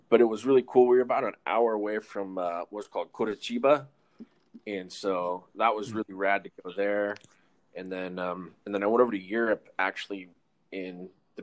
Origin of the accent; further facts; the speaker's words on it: Northern California, United States; moved away as an adult; also born or lived in San Francisco Bay Area, California / Chico area, California; now in Netherlands; growing up in California, I grew up in NorCal, like up by, you know, Chico and all that area